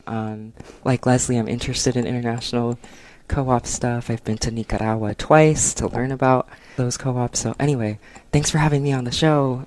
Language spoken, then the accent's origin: English; San Gabriel Valley, California, United States; also born or lived in Berkeley; now in Los Angeles, United States; I'm from the San Gabriel Valley, which is kind of like a suburb outside of LA.